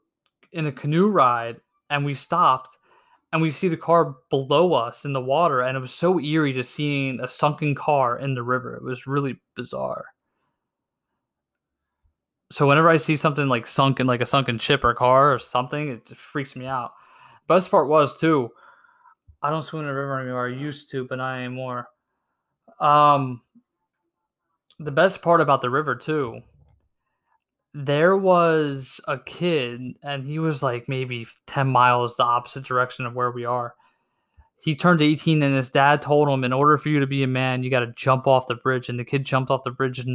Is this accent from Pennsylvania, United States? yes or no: yes; Pennsylvania, United States; Where am I from? PA